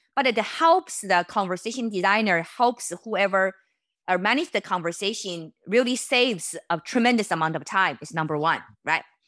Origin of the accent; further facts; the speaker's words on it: China; moved away; I was born in China